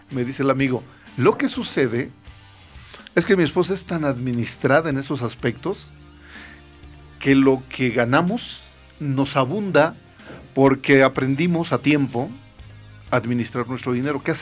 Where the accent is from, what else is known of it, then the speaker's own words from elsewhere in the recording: Mexico; nosotros como mexicanos